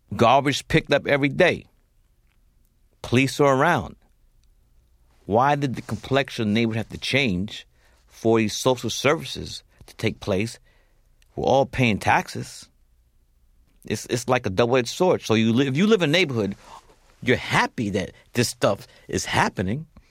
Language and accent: English; New York City, New York, United States; I grew up in Fort Greene, Brooklyn